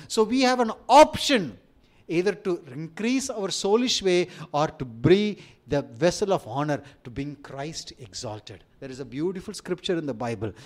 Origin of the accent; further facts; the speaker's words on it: India; accent: Indian; my Indian accent